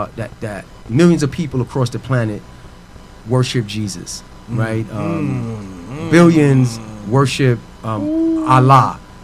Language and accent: English; New York City, New York, United States; I'm from Queens, New York.